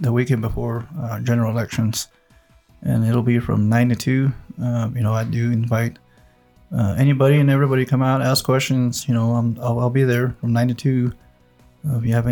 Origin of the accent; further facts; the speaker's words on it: Mescalero, New Mexico, United States; Grew up on Old Road